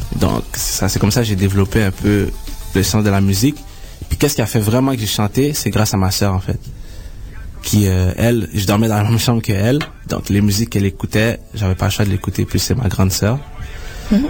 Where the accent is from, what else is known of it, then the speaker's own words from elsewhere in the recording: Montreal, Quebec, Canada; je suis né à Montréal.